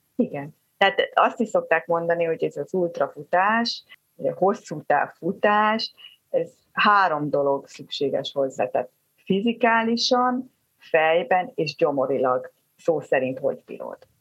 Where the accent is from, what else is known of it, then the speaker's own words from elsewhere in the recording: Zebegény, Pest, Hungary; also born or lived in Budapest; én Zebegénybe születtem, én a Zebegénybe a falu utolsó házába az erdő mellett nőttem föl